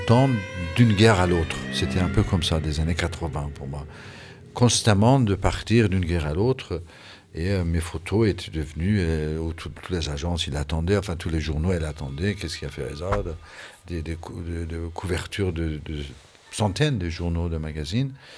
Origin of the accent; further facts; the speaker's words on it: Iran; moved away as an adult; Quand j'ai quitté l'Iran en 1981, quand j'étais euh, obligé de m'exiler